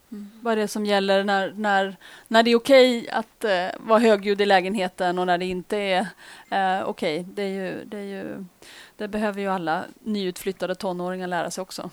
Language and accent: Swedish; Uppsala, Uppsala County, Sweden; I Uppsala, bland annat, som i min hemstad